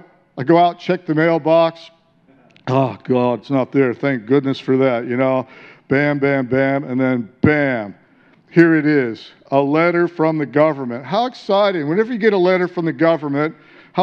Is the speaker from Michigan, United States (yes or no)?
yes; Detroit, Michigan, United States; moved away as an adult; also born or lived in San Diego; now in Australia; I came out of incredible darkness in the city of Detroit, wasn't born in a Christian family